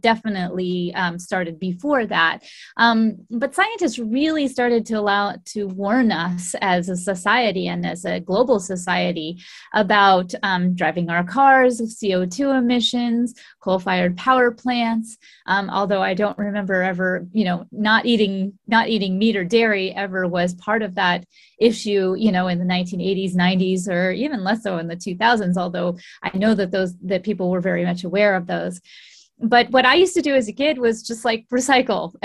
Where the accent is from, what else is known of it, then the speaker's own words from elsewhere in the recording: Golden, Colorado, United States; moved away; also born or lived in Richmond, British Columbia, Canada; I grew up in Golden, Colorado.